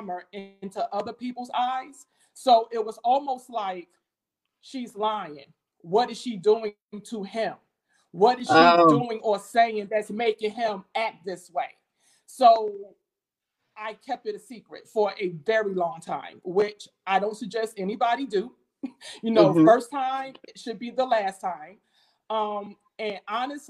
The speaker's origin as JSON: {"language": "English", "town": "Jersey City", "region": "New Jersey", "country": "United States", "tie": "born or raised there", "also_born_or_lived": "Baltimore", "moved": "as an adult", "lives_now": "DMV area, United States", "said": "I'm not from the DMV area. I was born and raised in Jersey City, New Jersey."}